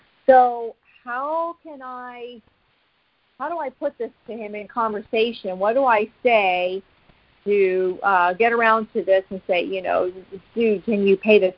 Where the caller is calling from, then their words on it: Pennsylvania, United States; Mm-hmm. Can you hear me? I'm from Pennsylvania.